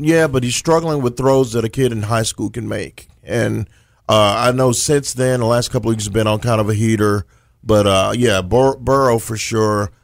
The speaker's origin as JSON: {"language": "English", "region": "Texas", "country": "United States", "said": "I'm from the Lone Star State"}